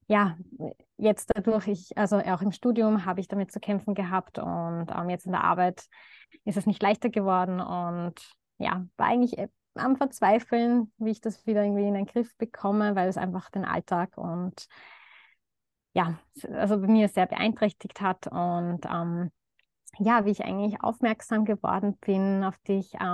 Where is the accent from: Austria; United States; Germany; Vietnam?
Austria; Baden, Lower Austria; ähm, bin zurzeit ähm, als Ärztin Ausbildung tätig. Im, also ich komme aus Baden, Niederösterreich